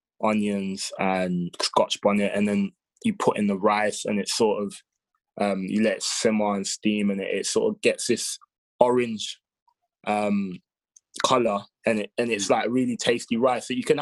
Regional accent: Ghana; So I think I can't put my finger on it, but I think as a Ghanaian, I'll say Ghanaian jollof the best.

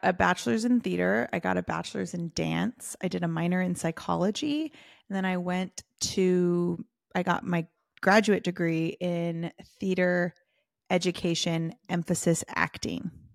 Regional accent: Southern California, United States; also born or lived in London / San Diego / Hollywood; I grew up in Southern California

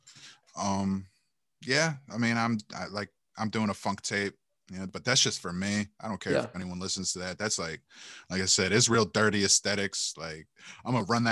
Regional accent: Cleveland, Ohio, United States; I'm from Cleveland

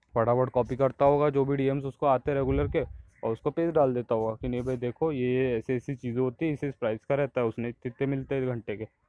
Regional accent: Indore, Madhya Pradesh, India; मैं इंदौर से बिलोंग करता हूँ

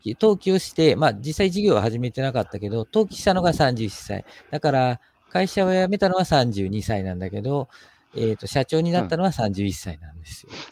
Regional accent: Saga, Japan; moved away as an adult; also born or lived in Nagoya; now in Toyokawa, Japan; 親が転勤で、中学と高校と佐賀にいました

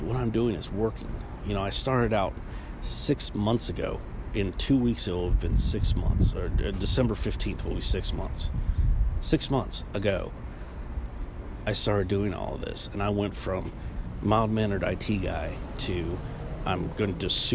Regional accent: Ohio, United States; now in Charlotte, United States; I came from a tiny coal mining town. a middle of nowhere place. If you've ever been on 70 and 77 and you've stopped for gas at that point, you've probably been into my hometown

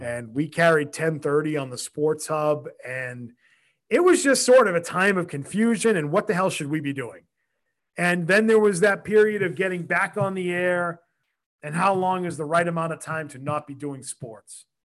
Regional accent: Quincy, Massachusetts, United States; I grew up in Quincy. I lived there my whole life.

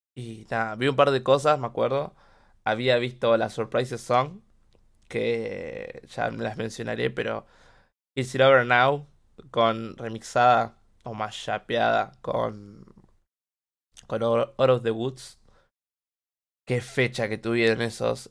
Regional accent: Quilmes, Buenos Aires Province, Argentina; yo soy de Solano, eh, Quilmes

